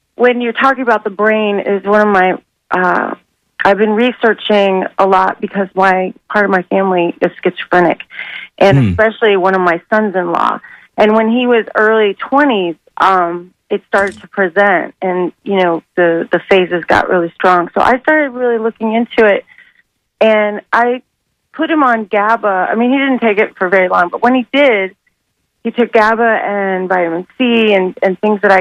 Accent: Sarasota, Florida, United States; I'm from Sarasota, I was born there

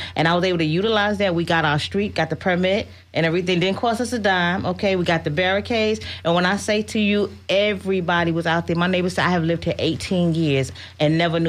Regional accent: New York, United States; now in Brandon, United States; I'm from New York

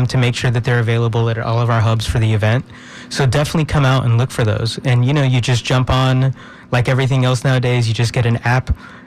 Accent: Tampa, Florida, United States; I was born and raised in Tampa. I've lived here most of my life

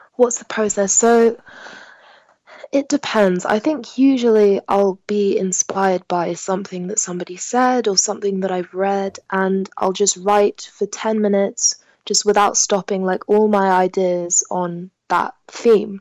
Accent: London, United Kingdom; first language French; English is a second language; I'm born and bred in London

